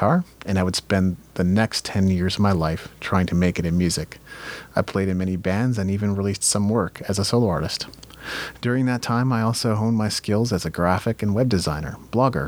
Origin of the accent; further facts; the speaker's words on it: Japan; I grew up in Japan